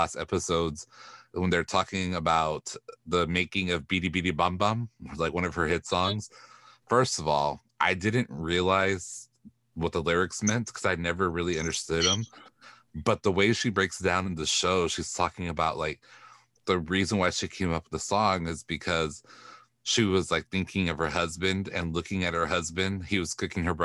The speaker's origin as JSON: {"language": "English", "region": "Texas", "country": "United States", "said": "Latinas do not talk like that, even if we're from Texas"}